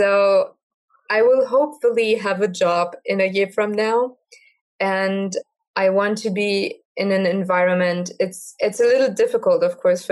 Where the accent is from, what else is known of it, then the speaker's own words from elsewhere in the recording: Germany; I am from Germany